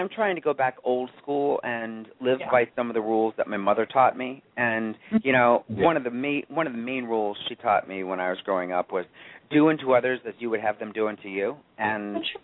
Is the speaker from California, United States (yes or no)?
no; Otego, New York, United States; moved away as an adult; now in New York City, United States; I'm originally from a small town called Otigo, which is right outside of Oneonta, so I just say I'm from Oneonta.